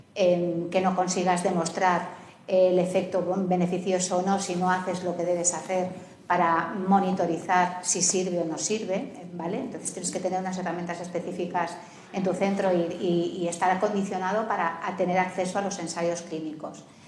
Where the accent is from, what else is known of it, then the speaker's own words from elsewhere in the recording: Canary Islands, Spain; Yo, por ejemplo, vengo de Canarias, ¿no? O sea, estamos a 3.000 kilómetros de la península